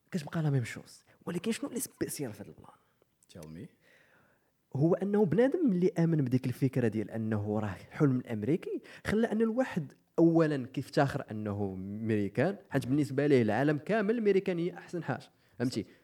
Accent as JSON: {"language": "Arabic", "country": "Morocco", "said": "انا كمغربي"}